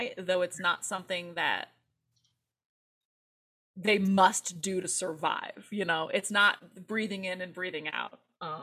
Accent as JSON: {"language": "English", "town": "Valparaiso", "region": "Indiana", "country": "United States", "tie": "born or raised there", "moved": "as an adult", "lives_now": "Los Angeles, United States", "said": "I spent the first 22-ish years of my life in Indiana"}